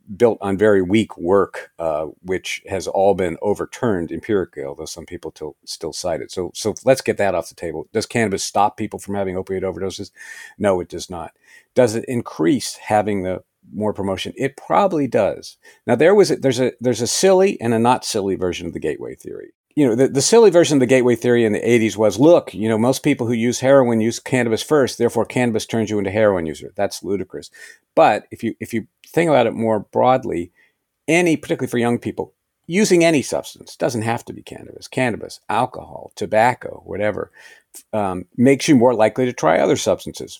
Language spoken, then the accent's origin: English; West Virginia, United States; moved away; I grew up in West Virginia.